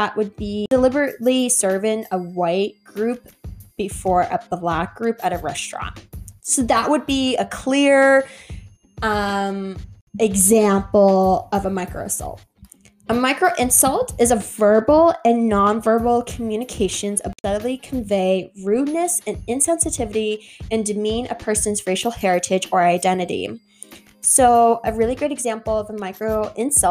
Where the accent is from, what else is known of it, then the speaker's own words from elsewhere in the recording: Canada; I have African descent, Irish descent, and Scottish descent, but I was born in Canada, right? And my experience as a person, as an individual, as a POC is Canadian. My experience of home is Canada.